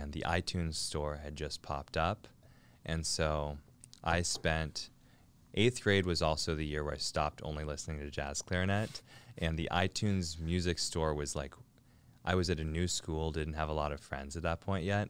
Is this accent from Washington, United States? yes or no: yes; Lake Forest Park, Washington, United States; also born or lived in North Seattle / Shoreline; born and raised in Lake Forest Park, suburb of Seattle.